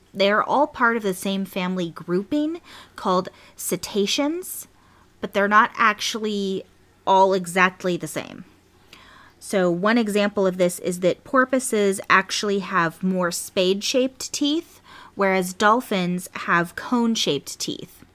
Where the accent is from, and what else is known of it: California, United States; born or raised there